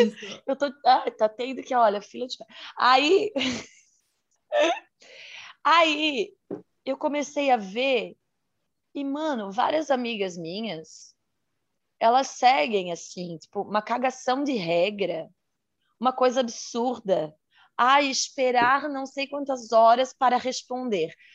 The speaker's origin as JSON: {"language": "Portuguese", "region": "Santa Catarina", "country": "Brazil", "said": "sou de Santa Catarina"}